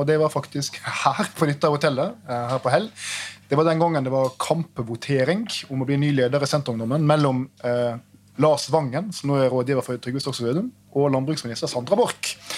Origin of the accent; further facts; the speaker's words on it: Trondheim, Trøndelag, Norway; jeg som trondhjemmer